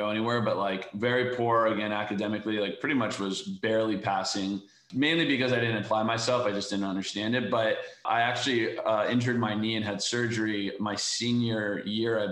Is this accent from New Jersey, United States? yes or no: no; Valencia, California, United States; Valencia, which is just an hour outside